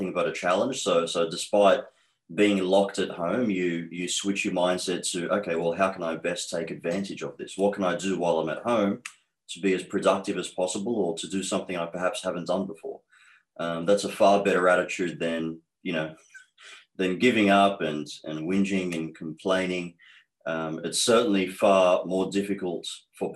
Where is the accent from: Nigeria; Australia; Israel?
Australia; accent: Australian; also born or lived in Egypt; So I have been in Australia since age 4. I am 38 now. So 34 years being raised in Australia, hence the accent that I have is very strong towards being Australian.